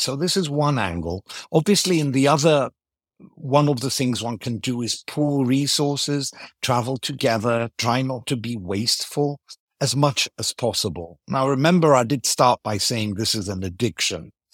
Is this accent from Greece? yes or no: yes; Greece; first language Greek and English; I grew up in Greece, speaking English at home, So Greek and English are, are both native languages.